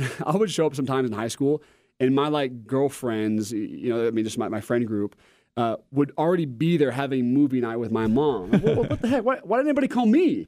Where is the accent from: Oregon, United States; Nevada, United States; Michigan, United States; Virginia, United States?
Oregon, United States; I'm from Oregon, and I'm a Nike homer